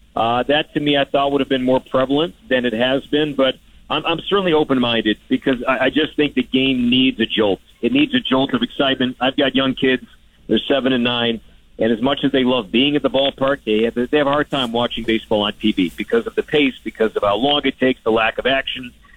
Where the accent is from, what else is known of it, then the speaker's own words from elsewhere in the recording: Chicago, Illinois, United States; I'm from the Chicagoland area, so I grew up a diehard, diehard Cubs fan